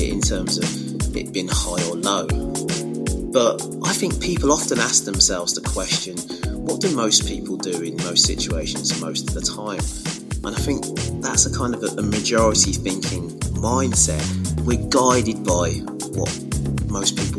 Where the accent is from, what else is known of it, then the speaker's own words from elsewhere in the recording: Wolverhampton, West Midlands, United Kingdom; moved away as an adult; also born or lived in Sutton Coldfield, Birmingham; now in Birmingham, United Kingdom; I am from the Midlands, but from Wolverhampton originally, which is just the other side of the M6